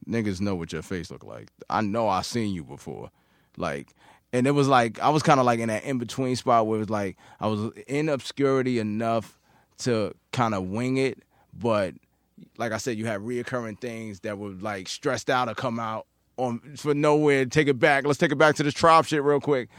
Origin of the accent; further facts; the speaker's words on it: New York City, New York, United States; I'm from Queens